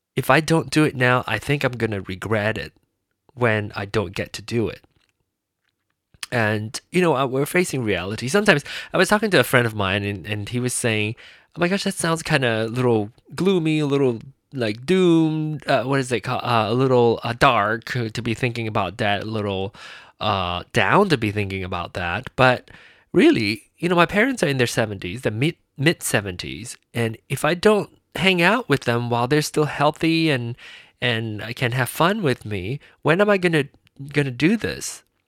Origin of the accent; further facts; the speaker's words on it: Penang, Malaysia; moved away; my hometown, my place of birth